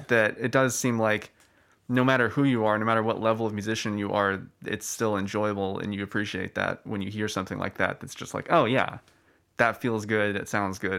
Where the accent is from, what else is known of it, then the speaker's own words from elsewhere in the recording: Austin, Texas, United States; I'm from Austin